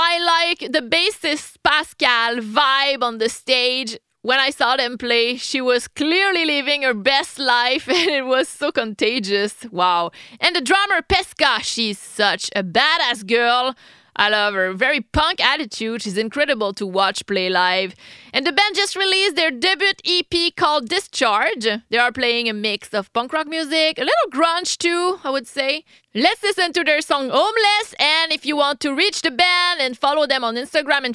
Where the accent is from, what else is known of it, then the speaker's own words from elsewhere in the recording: Quebec, Canada; English is a second language; I'm French Canadian